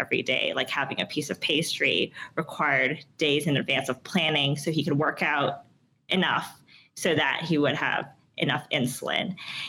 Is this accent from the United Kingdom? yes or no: no; Toronto, Ontario, Canada; moved away; also born or lived in Hong Kong; I'm originally from Toronto. I also, part of my childhood, grew up in Hong Kong.